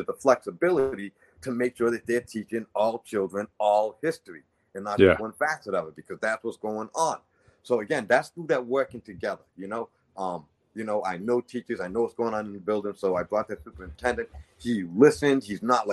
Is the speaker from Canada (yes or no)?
no; New Bedford, Massachusetts, United States; I appreciate the citizens of New Bedford, Massachusetts. I'm one of you guys, born and raised in Brickenwood